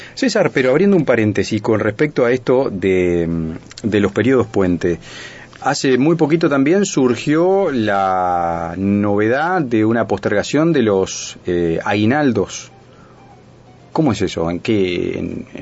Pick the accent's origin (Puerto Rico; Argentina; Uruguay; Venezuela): Uruguay; somos los uruguayos